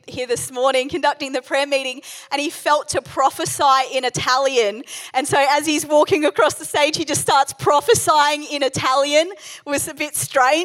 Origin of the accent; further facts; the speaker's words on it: New Zealand; also born or lived in England; I was born in England. We moved to New Zealand when I was about 2 years old